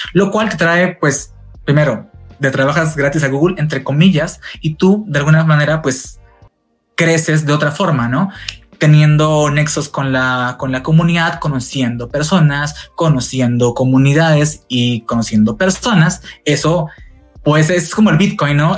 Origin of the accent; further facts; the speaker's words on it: Tacna, Peru; now in Mexico; mi ciudad natal, Perú, Tacna